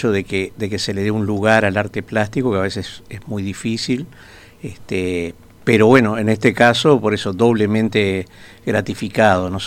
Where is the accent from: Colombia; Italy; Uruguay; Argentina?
Uruguay; Montevideo; pero en realidad soy de Montevideo, este, nací en Montevideo.